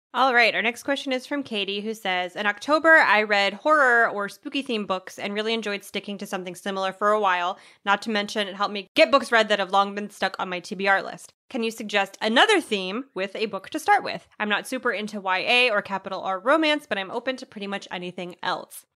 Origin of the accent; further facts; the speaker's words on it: United States; I'm an American